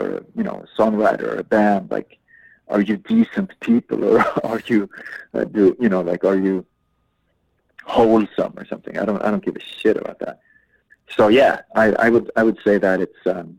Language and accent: English; Umeå, Västerbotten County, Sweden; my hometown